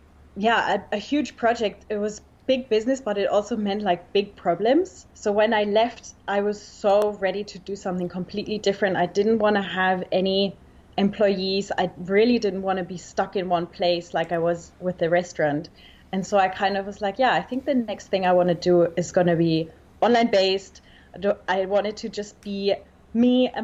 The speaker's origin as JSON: {"language": "English", "country": "Germany", "tie": "born or raised there", "also_born_or_lived": "Australia / New York", "accent": "Australia or New Zealand", "moved": "as an adult", "said": "So I actually grew up in Germany, but I moved to Australia when I was 19. I went to school in Australia, so that's where that's coming from. I lived there for 6 years."}